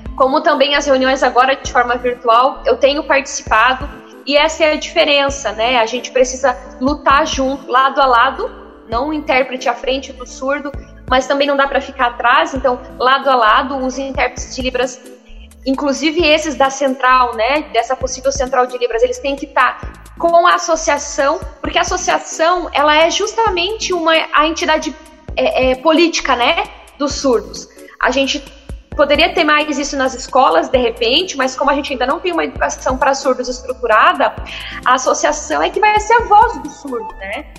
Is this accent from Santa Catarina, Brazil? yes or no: yes; Joinville, Santa Catarina, Brazil; moved away as an adult; eu sou de Joinville, né? Sou natural daqui. Saí por seis anos, os últimos anos para estudar